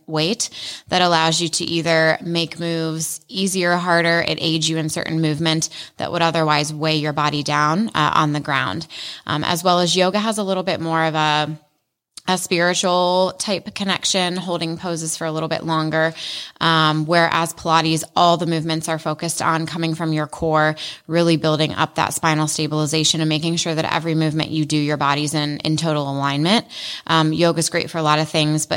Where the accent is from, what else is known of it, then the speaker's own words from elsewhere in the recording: Columbus, Ohio, United States; also born or lived in Chicago; I grew up in Columbus. I went to Ohio State, grew up in Clintonville